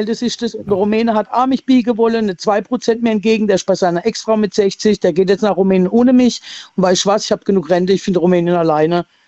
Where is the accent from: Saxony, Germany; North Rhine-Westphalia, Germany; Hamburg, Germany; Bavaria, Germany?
Saxony, Germany; Leipzig; now in Rastatt, Germany; als Halbkasarin in Leipzig geboren